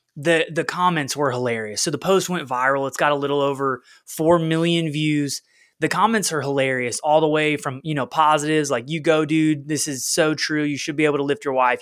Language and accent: English; Oklahoma, United States; moved away as an adult; also born or lived in West Little Rock, Arkansas; now in Little Rock, United States; We're both from Oklahoma, where, like, every house has a flat backyard